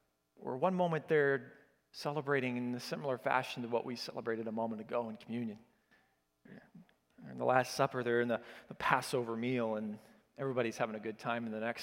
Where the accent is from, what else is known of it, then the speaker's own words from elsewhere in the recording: Oklahoma, United States; I grew up in Oklahoma, and so the better thing to put here is y'all, okay?